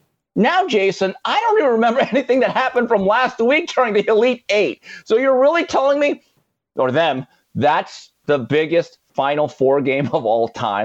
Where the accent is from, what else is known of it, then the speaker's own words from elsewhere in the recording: Valencia, California, United States; as a kid growing up in Valencia, California.